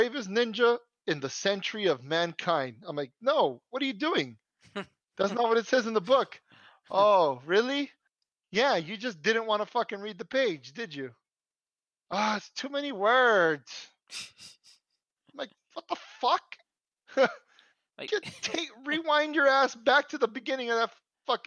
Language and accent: English; United States; first language Spanish; English is a second language; Born here in the good old USA